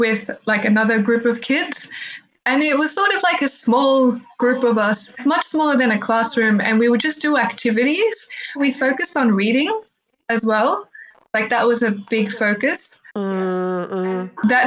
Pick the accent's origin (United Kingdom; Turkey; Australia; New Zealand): Australia; first language Arabic; also born or lived in Egypt; when I was growing up in Australia, having spoken Arabic first, my Arabic slipped over time.